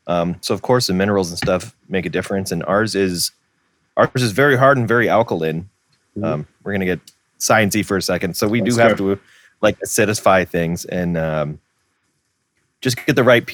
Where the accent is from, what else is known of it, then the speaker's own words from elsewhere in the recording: Milton, Ontario, Canada; also born or lived in Hamilton; growing up in Milton